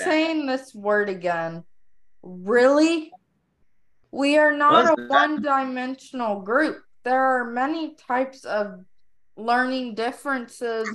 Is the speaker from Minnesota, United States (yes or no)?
no; Texas, United States; I am from Texas